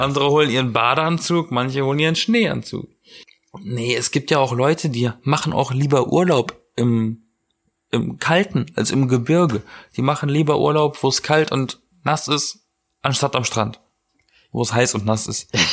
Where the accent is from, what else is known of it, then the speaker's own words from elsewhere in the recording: Southern Germany, Germany; now in Berlin, Germany; ich komme aus Süddeutschland